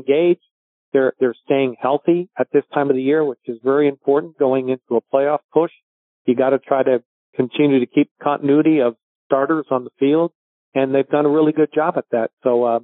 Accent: Portsmouth, South East England, United Kingdom; moved away; also born or lived in Halifax, Nova Scotia / Victoria, British Columbia; I grew up actually in England. So I was born in Halifax, Nova Scotia

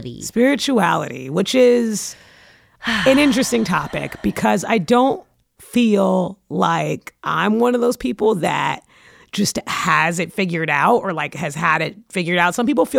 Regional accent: New York City, New York, United States; I'm from Brooklyn.

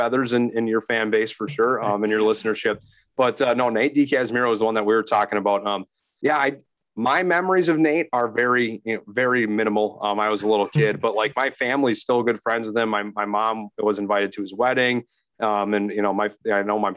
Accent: St. Cloud, Minnesota, United States; I transferred to St. Cloud State, which is where I'm, you know, my hometown

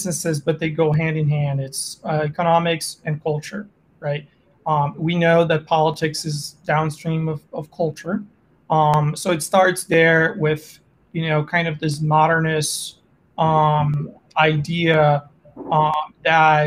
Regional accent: Brazil; moved away as an adult; also born or lived in Germany / France; now in Oklahoma, United States; I was actually born and raised in South America, in Brazil

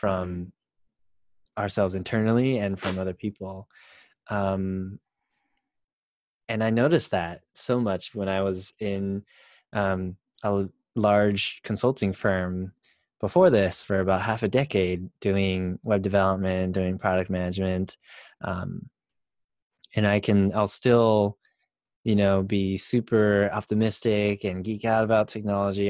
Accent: United States; being Asian American

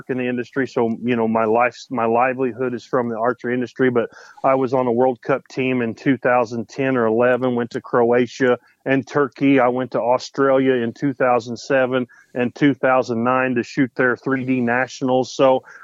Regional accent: Spencer, Indiana, United States; I'm from Spencer, Indiana. I've lived in the same little town my whole life.

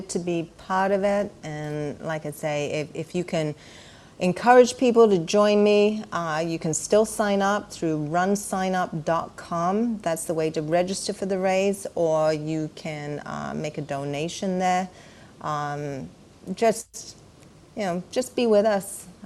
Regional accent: England, United Kingdom; moved away as an adult; I was born and raised in England.

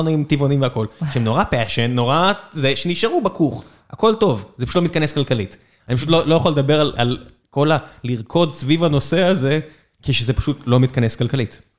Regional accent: Beersheba, Southern District, Israel; אני באר שבעי מלידה

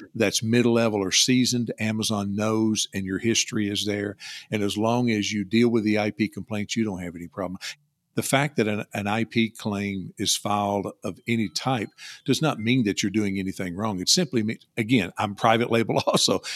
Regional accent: Louisville, Kentucky, United States; also born or lived in Bowling Green, Kentucky; I was born in Louisville, live in South Central Kentucky near Bowling Green

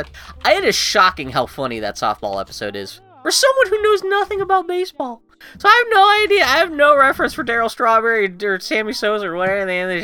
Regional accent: Pittsburgh, Pennsylvania, United States; I grew up in Pittsburgh

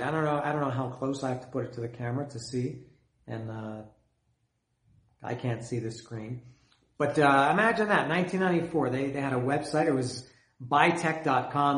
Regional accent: Canada; I'm Canadian. I grew up in Canada

